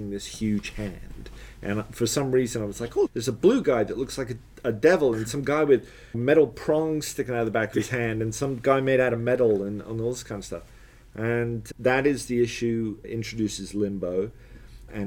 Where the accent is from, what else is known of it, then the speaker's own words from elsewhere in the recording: Letchworth, East of England, United Kingdom; moved away; also born or lived in Hollywood, Florida; Letchworth, which is where I grew up